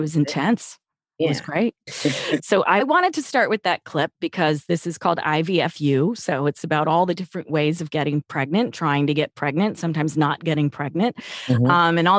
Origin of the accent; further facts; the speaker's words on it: New York, United States; I'm from New York, so your accent is sort of like in my memory of my life, but I've never had that accent.